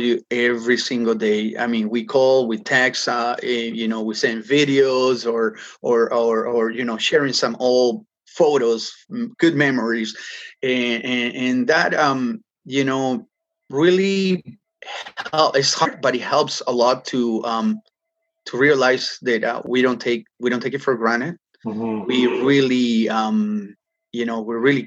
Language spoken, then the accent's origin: English; Peru; now in Toronto, Canada; I grew up in Peru and, you know, surfing the entire coast as a kid